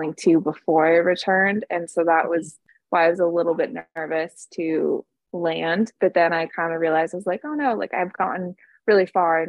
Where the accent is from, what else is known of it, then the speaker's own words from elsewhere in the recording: California, United States; I've been born and raised in California, and I live in Southern California.